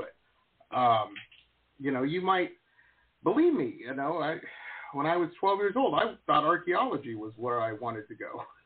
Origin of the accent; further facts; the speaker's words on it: Detroit, Michigan, United States; also born or lived in Denver; now in Florida, United States; I grew up in Metro Detroit.